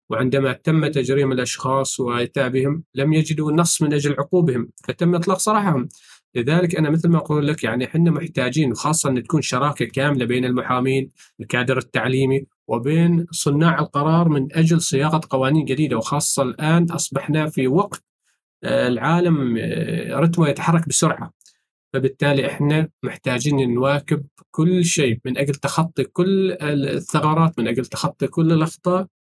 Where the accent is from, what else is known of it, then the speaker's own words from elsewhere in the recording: Oman; هنا عندنا في سلطنة عمان